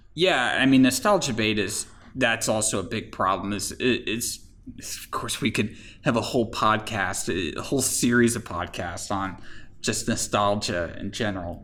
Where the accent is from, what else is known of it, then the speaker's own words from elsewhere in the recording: Florida, United States; I grew up in Florida